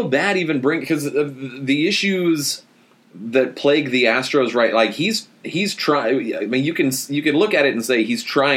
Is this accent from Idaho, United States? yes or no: no; Texas, United States; moved away as an adult; also born or lived in Nashville, Tennessee; Texas is my home state, but I lived in Nashville for 7 years